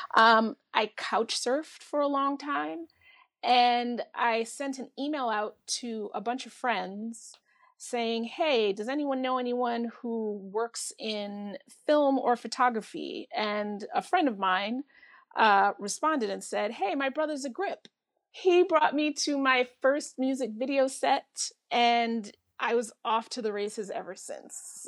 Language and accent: English; Bridgeport, Connecticut, United States; moved away as an adult; also born or lived in Bronx, New York / Philadelphia; when I was a baby, we moved to Bridgeport, Connecticut